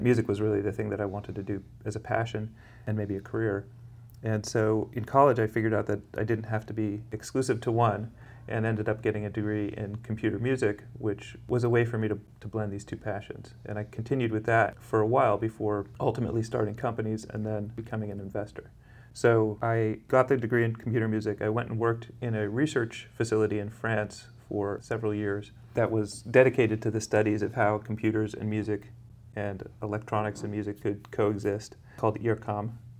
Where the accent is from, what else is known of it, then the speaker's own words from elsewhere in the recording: Berkeley, California, United States; also born or lived in Santa Monica; now in Los Angeles, United States; I grew up in Berkeley.